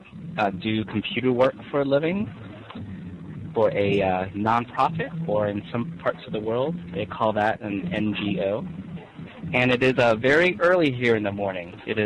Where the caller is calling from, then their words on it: San Francisco, California, United States; I am calling from San Francisco in the United States.